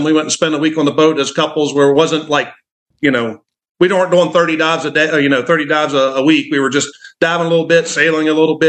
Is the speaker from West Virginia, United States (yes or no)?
yes; West Virginia, United States; moved away; I'm from West Virginia originally.